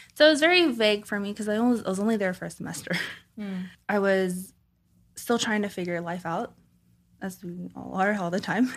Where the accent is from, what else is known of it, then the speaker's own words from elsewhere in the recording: Los Angeles, California, United States; I grew up in California, Southern California, um, Koreatown, LA area